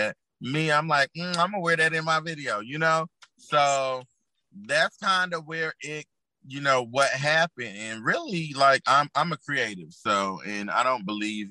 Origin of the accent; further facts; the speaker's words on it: Fayetteville, North Carolina, United States; I am from Fayetteville, aka Dreamville